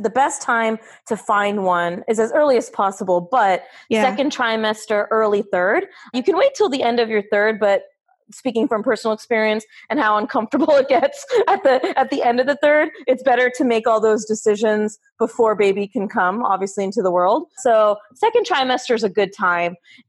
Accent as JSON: {"language": "English", "region": "California", "country": "United States", "tie": "born or raised there", "also_born_or_lived": "Arizona / New York", "lives_now": "Florida, United States", "said": "Yeah, and I grew up in Southern California, moved around a lot. My med school was in Arizona. Rotations were in New York."}